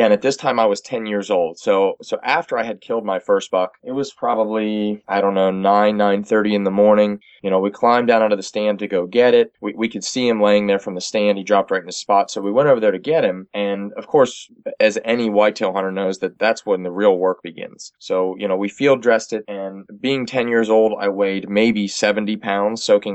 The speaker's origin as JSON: {"language": "English", "area": "York County", "region": "South Central Pennsylvania", "country": "United States", "tie": "born or raised there", "said": "I grew up in South Central Pennsylvania, York County to be specific"}